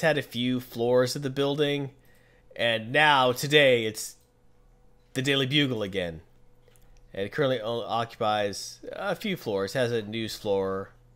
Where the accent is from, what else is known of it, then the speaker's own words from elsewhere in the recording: United States; I'm from America